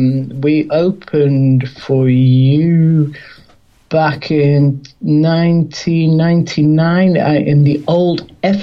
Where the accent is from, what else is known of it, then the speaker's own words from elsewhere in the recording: India; because I'm Indian, that's my background, I'm a Hindu.